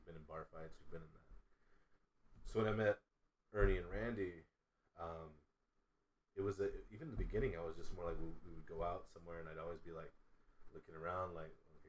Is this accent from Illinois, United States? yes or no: yes; Chicago, Illinois, United States; moved away; also born or lived in Compton; I grew up in Chicago.